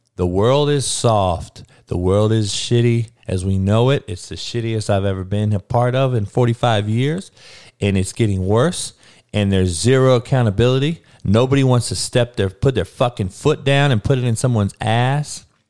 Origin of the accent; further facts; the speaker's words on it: Compton, California, United States; I grew up in Compton, dog, in the hood, in the worst neighborhood